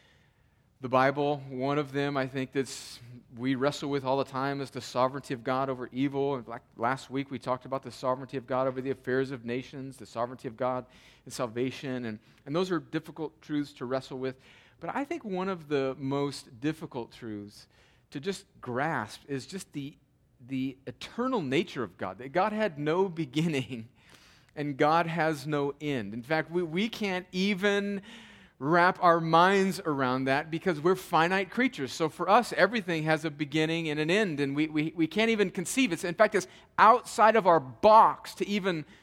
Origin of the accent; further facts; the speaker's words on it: United States; growing up in America